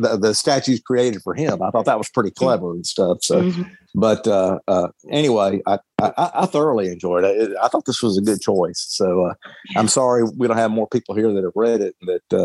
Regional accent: the South, United States; I'm from the South

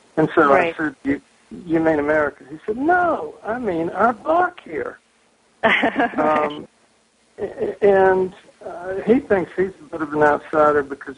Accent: the South, United States; now in Massachusetts, United States; which is something that I got used to growing up in the South. People had a great deal of affinity for the place where they lived. And that was something that I found when I moved to Massachusetts.

